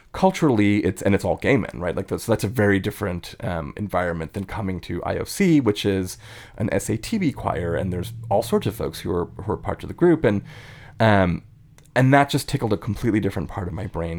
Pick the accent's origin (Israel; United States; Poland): United States; East Coast; moved away as an adult; now in Bay Area, United States; I grew up on the East Coast